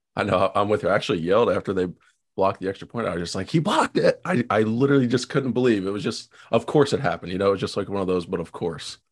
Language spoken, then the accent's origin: English; Ohio, United States; I grew up in Ohio